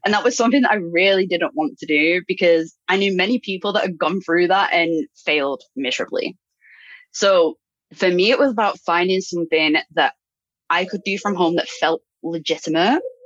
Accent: United Kingdom; moved away; also born or lived in Brazil; I'm I'm British.

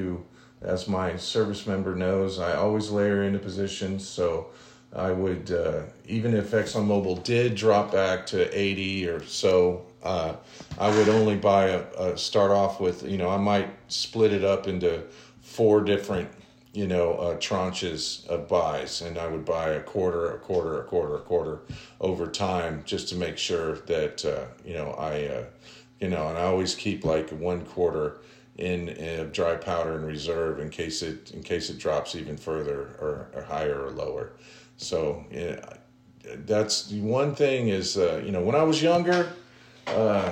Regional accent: Omaha, Nebraska, United States; I'm actually from Omaha, Nebraska. My father was in an Air Force intelligence officer in Strategic Air Command at Office Air Force Base, and I was born in Clarkson Hospital in Omaha, Nebraska

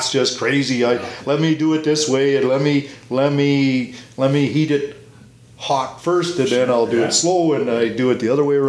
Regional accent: Torrington, Alberta, Canada; I grew up in the Torrington area, and which is 30 miles east of us here on a mixed grain farm

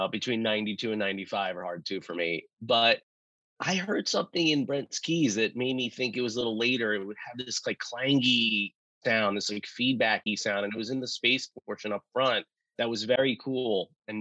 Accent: New York City, New York, United States; I was into hip hop growing up in Brooklyn in the 90s

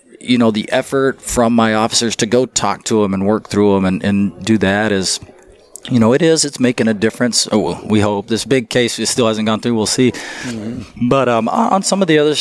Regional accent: Texas, United States; now in Utah, United States; my home state of Texas

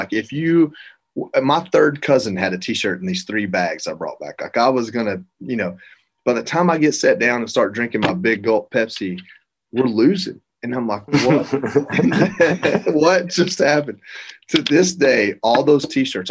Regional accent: Georgia, United States; I'm from Georgia

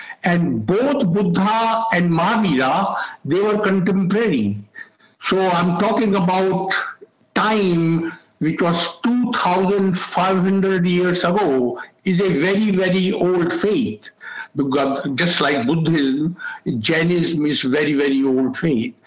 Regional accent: India; moved away as an adult; I came from India

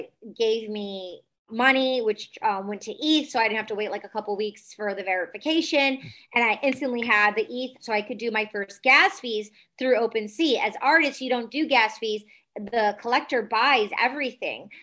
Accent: Detroit, Michigan, United States; I grew up in Detroit, EDM scene

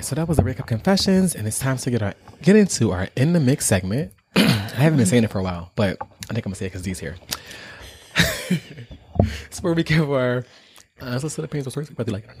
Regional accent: Philadelphia, Pennsylvania, United States; we're from Philly.

